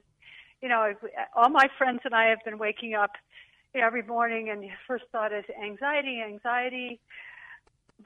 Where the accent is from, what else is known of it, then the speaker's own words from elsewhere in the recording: Hawaii, United States; moved away; I'm originally from Hawaii